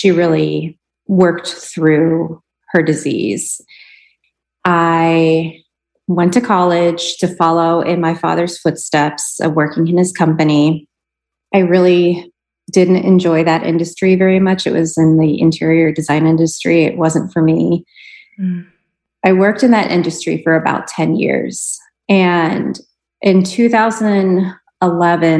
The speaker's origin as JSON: {"language": "English", "town": "Pittsburgh", "region": "Pennsylvania", "country": "United States", "tie": "born or raised there", "moved": "as an adult", "lives_now": "Tucson, United States", "said": "I am originally from Pittsburgh and I lived there for 29 years"}